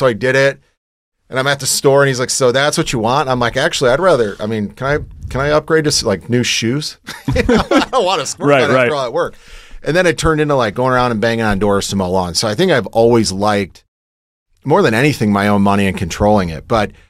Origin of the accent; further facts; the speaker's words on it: Michigan, United States; born there; So I was born in Michigan. We moved around a little bit growing up